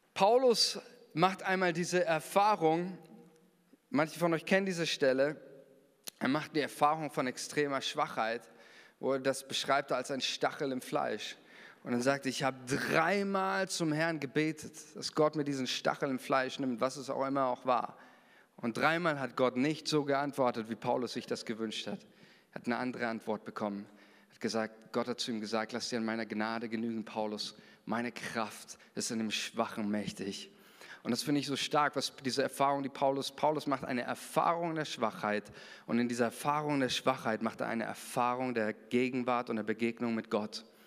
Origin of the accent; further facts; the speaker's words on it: Germany; wir sind Deutsche